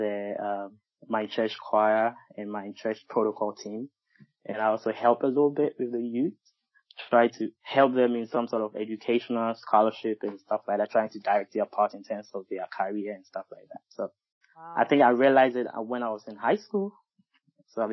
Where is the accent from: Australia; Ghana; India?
Ghana; moved away as an adult; now in United States; I'm a Ghanaian, a very proud one. And I think I moved to the U.S. in about 10 years ago